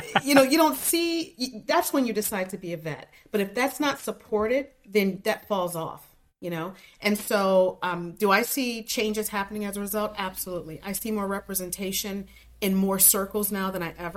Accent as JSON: {"language": "English", "town": "Cleveland", "region": "Ohio", "country": "United States", "tie": "born or raised there", "said": "being a little African-American girl growing up in Cleveland"}